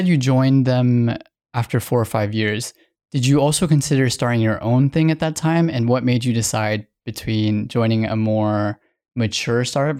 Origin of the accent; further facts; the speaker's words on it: Cambodia; Yeah, so I went back to Cambodia last year and no one believed I was Cambodian.